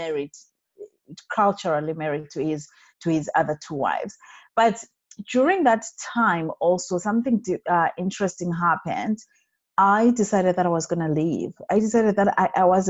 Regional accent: Zimbabwe; moved away as an adult; also born or lived in Montreal, Canada / Alberta, Canada; now in Canada; born and bred in Zimbabwe, that is in Africa

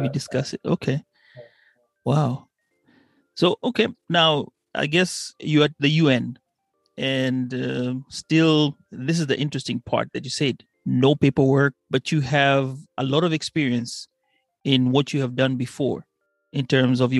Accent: Kenya; as I was growing up in Kenya

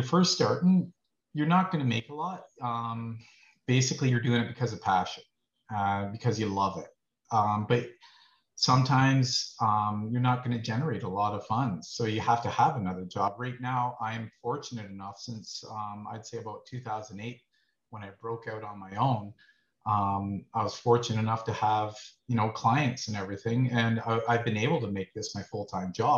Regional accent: Brantford, Ontario, Canada; also born or lived in Guelph; I grew up in Brantford. I went to school here at Resurrection to about grade six. We started moving around, ended up in Guelph

